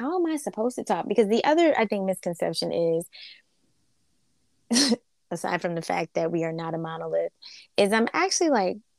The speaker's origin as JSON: {"language": "English", "region": "Northeast", "country": "United States", "tie": "born or raised there", "also_born_or_lived": "the South (US)", "said": "I was born in the South and grew up in the Northeast"}